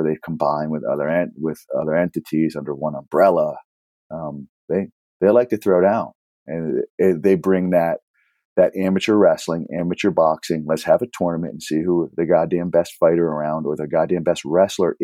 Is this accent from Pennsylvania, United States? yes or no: yes; Pittsburgh, Pennsylvania, United States; also born or lived in Philadelphia; now in California, United States; I'm in California now. But before, when I was in, I grew up in Pittsburgh, in the greater Pittsburgh area. And then I lived in Philadelphia for 7 years